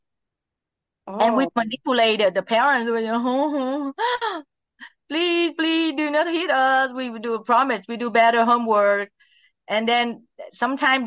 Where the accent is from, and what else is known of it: Vietnam; born or raised there; English is a second language; also born or lived in Bay Area, California / West Hollywood, California; now in Los Angeles, United States